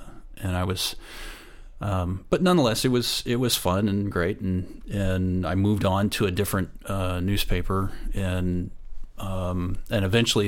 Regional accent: Kansas, United States; no, I'm from Kansas. I was a newspaper photographer, and that was my sort of my supposed to be my profession.

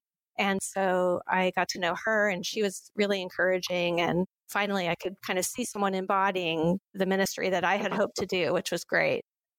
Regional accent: Pacific Northwest, United States; growing up in the Northwest, I was able to study Japanese as a language.

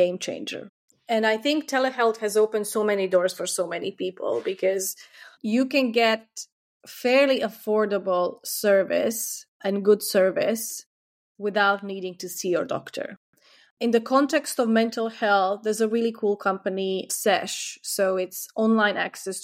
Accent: Croatia; now in United Kingdom; In my home country, Croatia

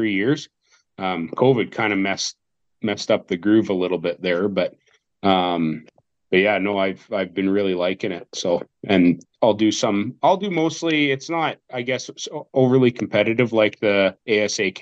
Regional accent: Southern Alberta, Canada; I'm a guy from Alberta, Southern Alberta

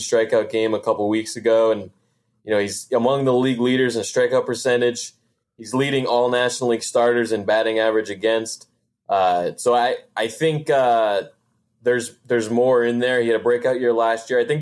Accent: Connecticut, United States; moved away as an adult; now in Florida, United States; I grew up in the Northeast, grew up in Connecticut

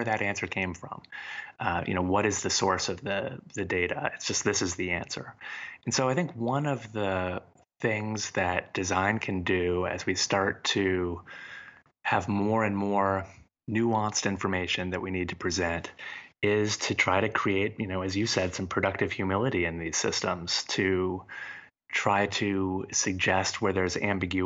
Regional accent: United States; as an American

